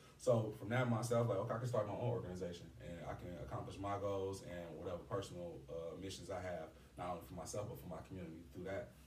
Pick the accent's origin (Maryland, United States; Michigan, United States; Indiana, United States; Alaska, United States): Indiana, United States; East Chicago; I'm from East Chicago